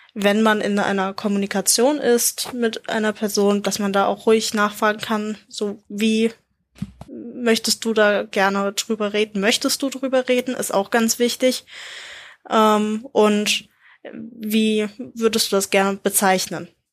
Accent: Germany; als Deutscher

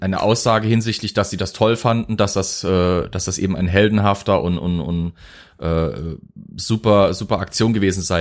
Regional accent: Zweibrücken, Rhineland-Palatinate, Germany; ich bin ja aus Zweibrücken, war ein US-Flughafen äh, eine ganze Weile lang, bis dann eben Rammstein das Ganze mitgeschluckt hat und der wichtigste Stützpunkt war. Bei uns in der Heimat

